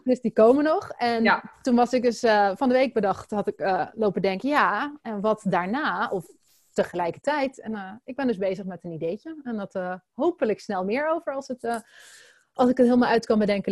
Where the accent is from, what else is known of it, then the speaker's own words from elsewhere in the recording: Netherlands; als Nederlanders